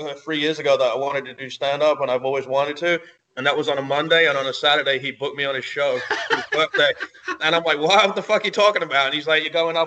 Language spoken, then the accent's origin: English; England, United Kingdom; moved away as an adult; now in United States; I grew up in England and I lived there until I was 22.